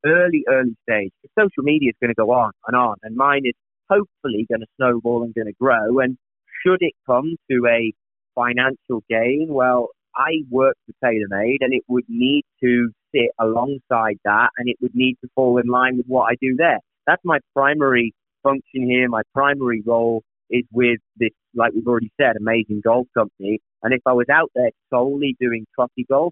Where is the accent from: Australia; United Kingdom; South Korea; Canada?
United Kingdom; England; now in California, United States; me being an Englishman